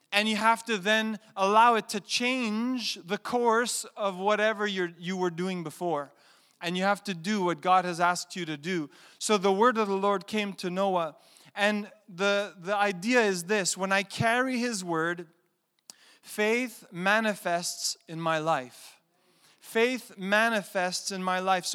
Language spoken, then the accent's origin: English; Canada; I'm a Canadian